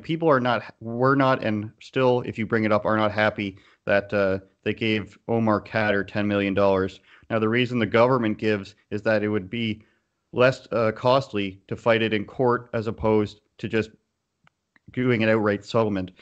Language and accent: English; Canada; I'm a Canadian, but I tell people I'm from all around the world.